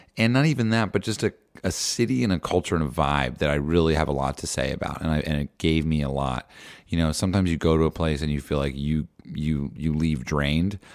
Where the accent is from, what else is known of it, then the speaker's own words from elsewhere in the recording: New Jersey, United States; I grew up in New Jersey.